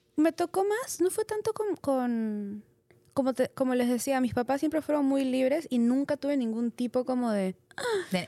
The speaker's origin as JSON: {"language": "Spanish", "country": "Peru", "said": "soy soy peruana, soy latina"}